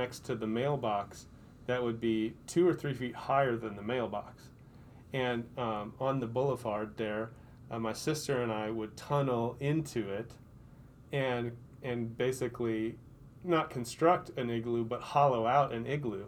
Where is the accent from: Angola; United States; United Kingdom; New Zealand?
United States; Rochester, Minnesota; I grew up on Northern Valley Drive in Rochester, Minnesota.